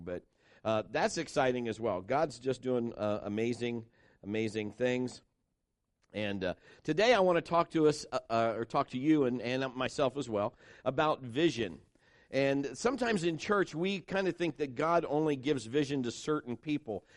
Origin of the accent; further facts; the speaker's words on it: Marion, United States; Kim and I were both born and raised in Marion